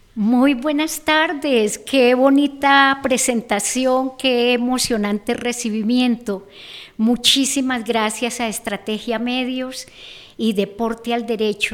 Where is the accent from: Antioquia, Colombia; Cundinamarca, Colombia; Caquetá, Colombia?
Cundinamarca, Colombia; Zipaquirá; Yo nací, bueno, acá en Zipaquirá, pero mi infancia la pasé en la vereda La Granja.